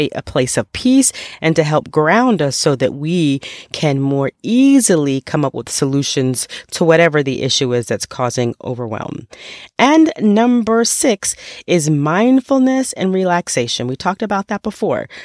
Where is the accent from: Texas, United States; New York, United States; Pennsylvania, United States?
New York, United States; I grew up in New York